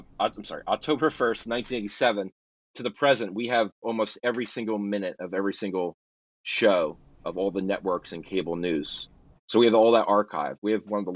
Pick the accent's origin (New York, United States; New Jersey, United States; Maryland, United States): New Jersey, United States; my home state of New Jersey